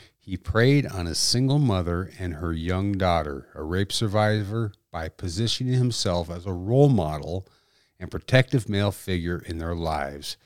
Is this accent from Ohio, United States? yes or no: no; Dickinson, North Dakota, United States; It's my hometown